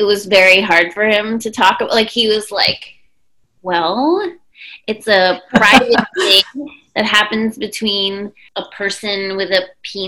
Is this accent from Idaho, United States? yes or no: no; New York City, New York, United States; and I grew up in New York City